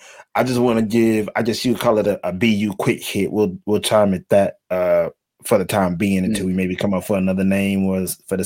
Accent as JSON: {"language": "English", "country": "United States", "moved": "yes", "lives_now": "Japan", "said": "we all from the United States of America"}